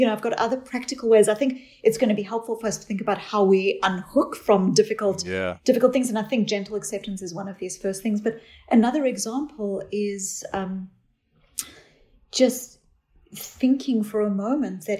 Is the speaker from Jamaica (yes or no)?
no; South Africa; I grew up in South Africa